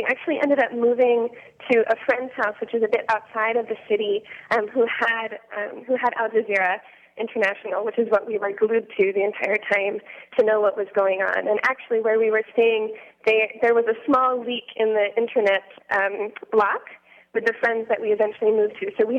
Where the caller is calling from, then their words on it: Mombasa, Mombasa County, Kenya; I'm calling from Mombasa, Kenya.